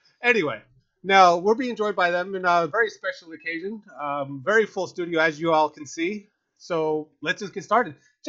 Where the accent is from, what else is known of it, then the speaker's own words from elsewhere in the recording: New Jersey, United States; moved away; I'm from Jersey